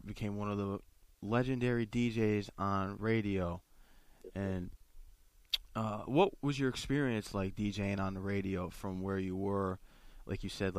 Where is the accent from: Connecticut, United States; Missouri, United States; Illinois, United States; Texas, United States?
Connecticut, United States; Fairfield County; No, I'm from Connecticut.